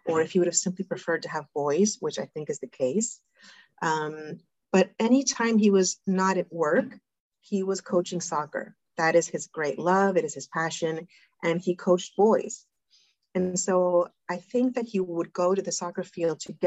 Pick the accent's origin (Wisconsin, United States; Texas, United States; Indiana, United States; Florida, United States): Florida, United States; South; moved away as an adult; also born or lived in New York; now in Argentina; I was raised in South Florida